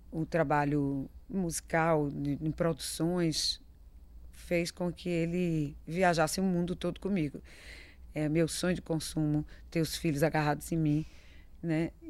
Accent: Bahia, Brazil; Isso já é um peso, já é uma responsabilidade muito grande. Sendo baiano, ainda mais, né?

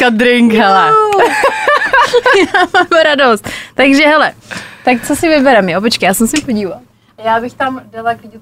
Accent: Česká Lípa, Liberec Region, Czechia; now in Prague, Czechia; Hlavně já jsem jako původně z Český Lípy, je malý město a říkala jsem si tak půjdu do Prahy, kde se nikdo nezná, zjistí, že Praha je vlastně taky malý město

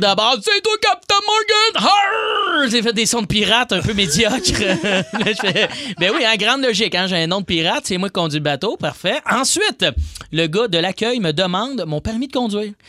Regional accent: Joliette, Quebec, Canada; je viens de Joliette

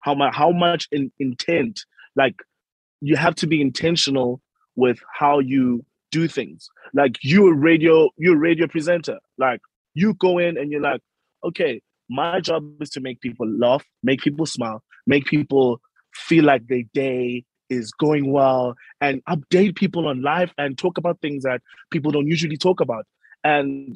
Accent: Uitenhage, Eastern Cape, South Africa; I am a South African Xhosa person, grew up in Uitenhage, Eastern Cape

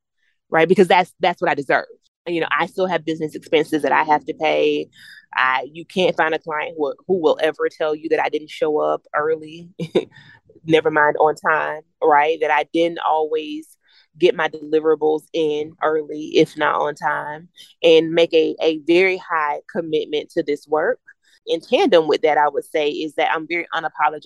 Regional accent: the South, United States; I'm from the South, so we call it a wake

